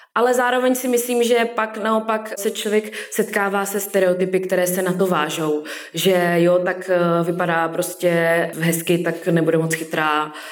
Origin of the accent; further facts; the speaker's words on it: Karviná, Moravian-Silesian Region, Czechia; now in Ostrava, Czech Republic; z Karviné